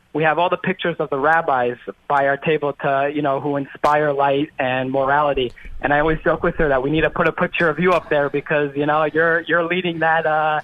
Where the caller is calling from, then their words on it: Israel; also born or lived in Miami, Florida; I'm calling from Miami, but I live in Israel. I am a combat veteran in the Israeli army.